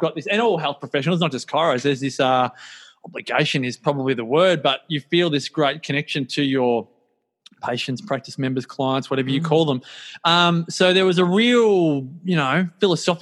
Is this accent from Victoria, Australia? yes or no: yes; Melbourne, Victoria, Australia; also born or lived in Inverloch, Victoria; I grew up in Templestowe in Melbourne